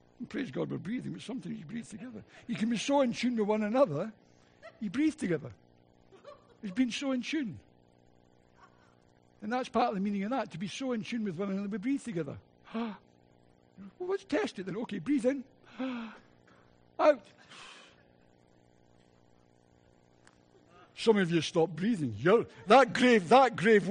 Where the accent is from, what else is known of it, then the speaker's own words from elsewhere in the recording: Scotland, United Kingdom; accent: Scottish; my Scottish accent